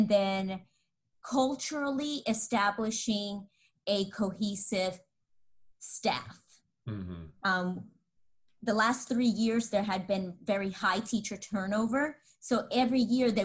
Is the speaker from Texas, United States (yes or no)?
yes; Dallas, Texas, United States; I'm from Texas, Dallas